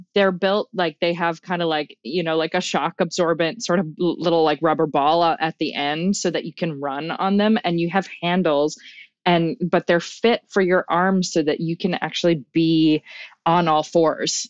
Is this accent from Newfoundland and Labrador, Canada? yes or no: yes; Newfoundland and Labrador, Canada; accent: Newfoundland; now in Vancouver, Canada; my identity as a Newfoundlander